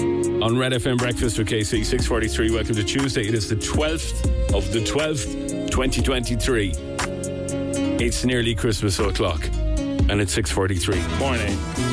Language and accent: English; Cork, Munster, Ireland; I was born in Cork.